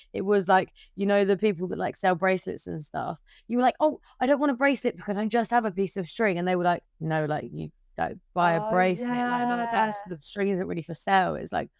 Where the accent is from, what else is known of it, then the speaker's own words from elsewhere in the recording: Brighton, South East England, United Kingdom; From Brighton. You shouldn't tell by the accent